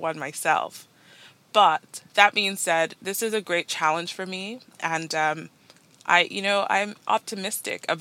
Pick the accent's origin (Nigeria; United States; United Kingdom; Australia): Nigeria; moved away as an adult; now in Toronto, Canada; I'm Nigerian-born, Nigerian-raised, moved to Canada just over 7 years ago